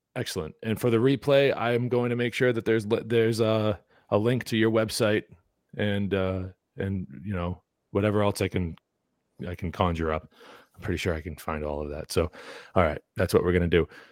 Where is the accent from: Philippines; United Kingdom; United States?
United States; New England; growing up in New England